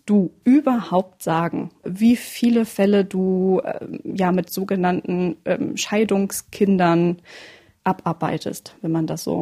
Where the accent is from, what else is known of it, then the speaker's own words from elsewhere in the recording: East Frisia, Lower Saxony, Germany; in meiner Heimat in Ostfriesland.